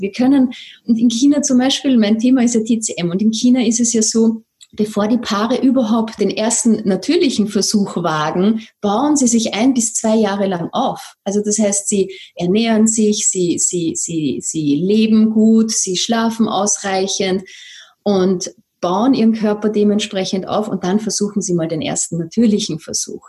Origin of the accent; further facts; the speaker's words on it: Vienna, Austria; accent: Viennese; sitze hier in Wien, vielleicht hört man das ein bisschen an meinem Akzent